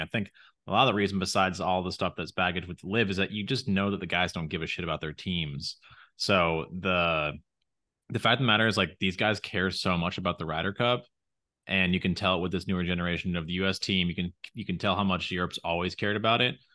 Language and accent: English; United States; we're both American